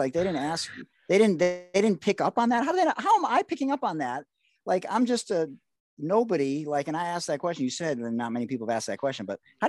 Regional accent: Michigan, United States; I love Michigan. I'm from Michigan.

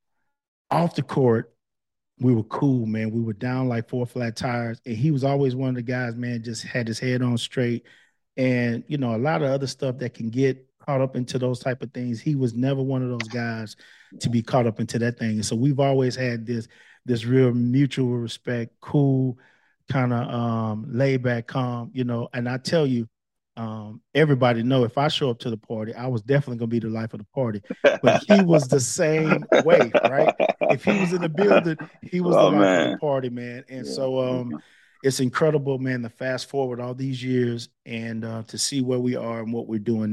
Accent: Palestine, Texas, United States; moved away; we're both from Palestine

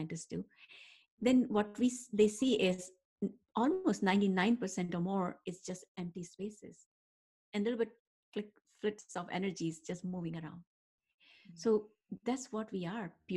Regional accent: India; moved away; that's how I was raised back in India, in more Ayurvedic style

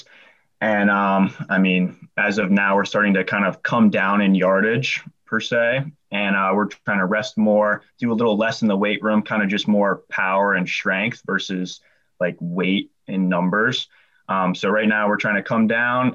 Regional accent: Bel Air, Maryland, United States; It's a pretty small town, honestly. I grew up there my whole life

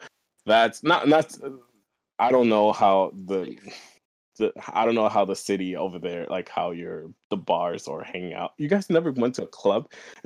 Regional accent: New York, United States; also born or lived in Kent; okay, I'm from New York. I was born in New York. I just moved here, and like, we lived in Kent

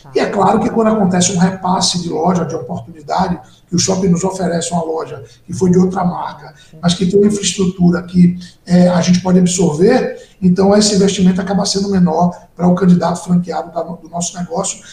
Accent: Bahia, Brazil; eu sou baiano

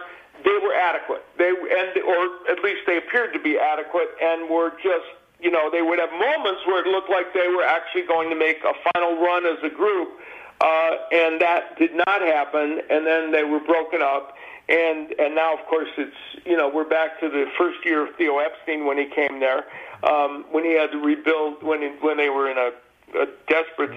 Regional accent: Chicago, Illinois, United States; I grew up in the South Side of Chicago

